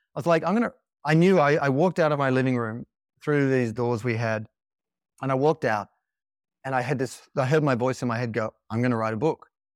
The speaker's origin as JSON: {"language": "English", "town": "Sydney", "region": "New South Wales", "country": "Australia", "tie": "born or raised there", "said": "I grew up in Sydney"}